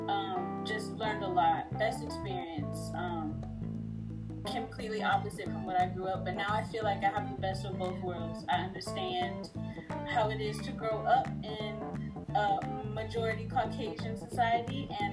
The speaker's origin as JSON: {"language": "English", "town": "Katy", "region": "Texas", "country": "United States", "tie": "born or raised there", "also_born_or_lived": "New Orleans, Louisiana", "said": "I was born in New Orleans, Louisiana, and my parents moved here to Katy, Texas, where I still currently reside, when I was five"}